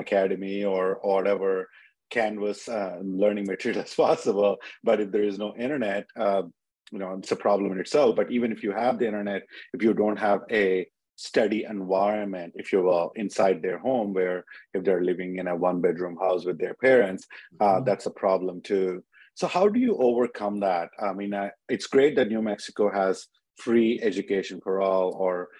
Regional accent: India; moved away as an adult; also born or lived in Illinois, United States; now in United States; I grew up in India, but I came to States in 24 years ago to University of Illinois

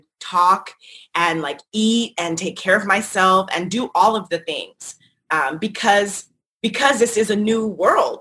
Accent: North Carolina, United States; moved away as an adult; also born or lived in Washington, District of Columbia, United States / Brooklyn / Los Angeles; I left college, which was in my home state, North Carolina

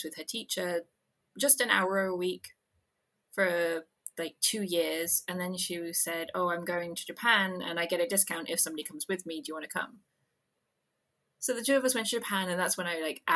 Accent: United Kingdom; because I'm British

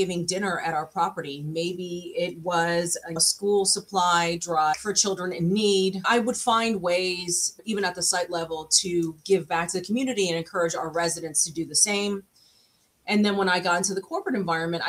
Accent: New York City, New York, United States; now in Florida, United States; my story actually started in Brooklyn, New York, where I'm from. And so I was raised in Brooklyn

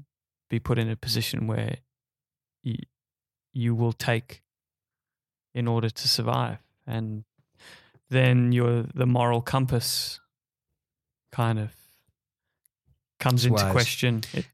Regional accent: South Africa; now in Australia; straight from South Africa, where I was born. Been living there since I was a little grasshopper. Yeah, I'm proudly South African, Australian, British.

